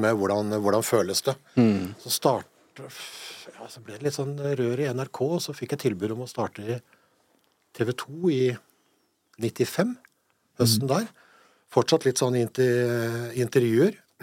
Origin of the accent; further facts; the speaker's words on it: Hamar, Innlandet, Norway; also born or lived in Eide, Nordmøre; Jeg kom som innflytter til Hamar da, mm. i 68, sommeren 68. Begynte i andre klasse på, på Rollsløkka skole på, på, på Hamar